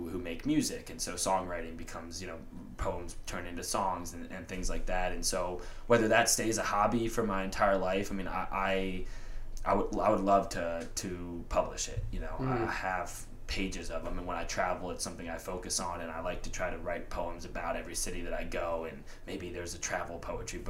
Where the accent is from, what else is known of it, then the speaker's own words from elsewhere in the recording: Atlanta, Georgia, United States; growing up in Atlanta, like I was super into hip hop